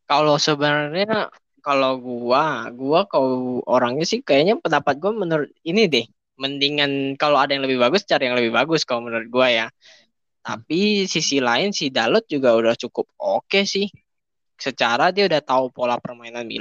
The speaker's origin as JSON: {"language": "Indonesian", "town": "West Jakarta", "region": "Jakarta", "country": "Indonesia", "said": "Gua dari Jakarta Barat nih, gua tinggal di Jakarta Barat."}